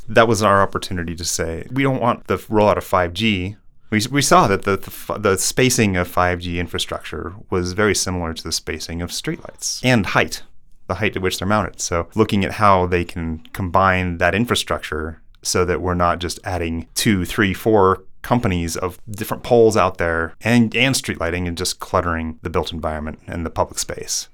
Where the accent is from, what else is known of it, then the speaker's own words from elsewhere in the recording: Colorado, United States; I living here in Colorado. My dad worked for the Forest Service.